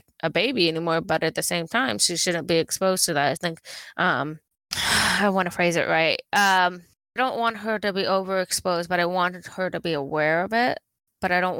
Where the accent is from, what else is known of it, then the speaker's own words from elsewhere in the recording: Southern California, United States; we come from Southern California